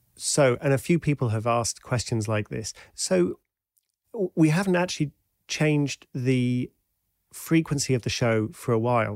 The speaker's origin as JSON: {"language": "English", "country": "United Kingdom", "also_born_or_lived": "Washington, D.C., United States", "said": "I'm British"}